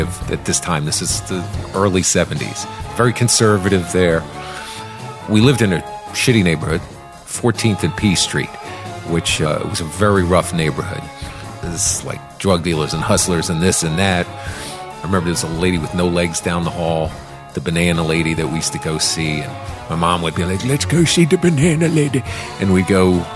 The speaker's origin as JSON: {"language": "English", "town": "Washington", "region": "District of Columbia", "country": "United States", "tie": "born or raised there", "said": "I grew up in Washington, D.C. in the 70s"}